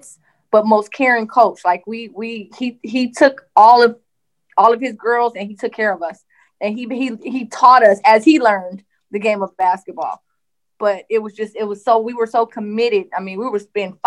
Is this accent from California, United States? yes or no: yes; Compton, California, United States; growing up in Compton, it was different because I hadn't been out of Compton